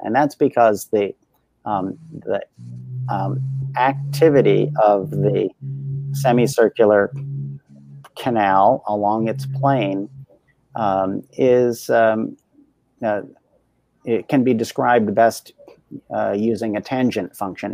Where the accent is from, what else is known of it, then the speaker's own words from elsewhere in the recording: Delaware, United States; I grew up in Delaware